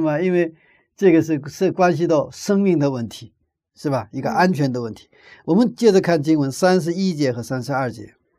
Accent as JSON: {"language": "Chinese", "country": "China", "said": "我们中国人的习惯"}